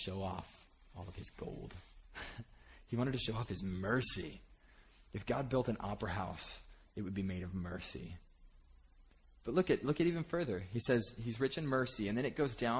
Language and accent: English; Bakersfield, California, United States; moved away; I was from Bakersfield growing up, which it's about as it sounds.